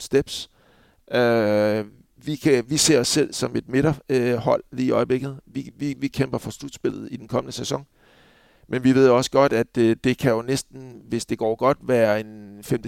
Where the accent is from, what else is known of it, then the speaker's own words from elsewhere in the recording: Copenhagen, Capital Region of Denmark, Denmark; moved away as an adult; jeg var københavner